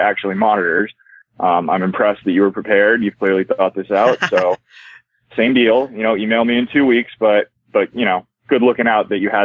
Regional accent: near Irvine, California, United States; moved away as an adult; also born or lived in Los Angeles, California; that's the improv closest to my hometown

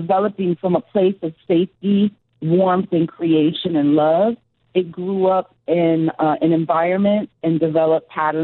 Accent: New York, United States; as a New Yorker

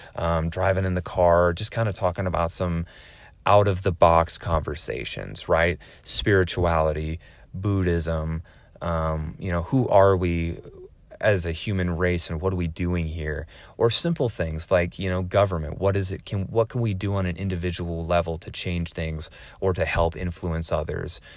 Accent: Oregon, United States; also born or lived in West Coast; originally, I'm from Oregon. Um, I lived on the West Coast for the majority of my life

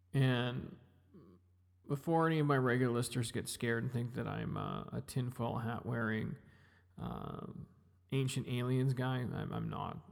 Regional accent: Kamloops, British Columbia, Canada; now in Edmonton, Canada; I grew up in Kamloops. I didn't grow up in Edmonton. I grew up in Kamloops. I grew up in British Columbia.

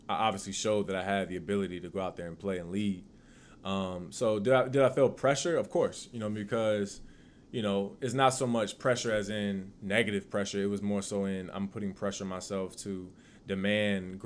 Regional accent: Virginia Beach, Virginia, United States; I'm from Virginia Beach. Most of us call it the 757.

